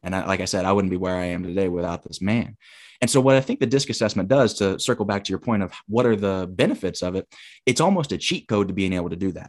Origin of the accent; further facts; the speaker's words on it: Huntsville, Alabama, United States; moved away as an adult; also born or lived in Michigan; a different gym in my hometown of Huntsville